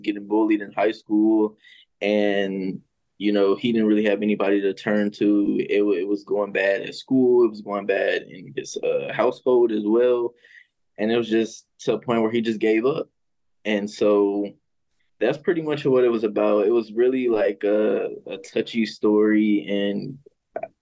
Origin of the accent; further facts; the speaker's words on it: St. Louis, Missouri, United States; now in Atlanta, United States; I'm from St. Louis. I'm currently based in Atlanta, Georgia right now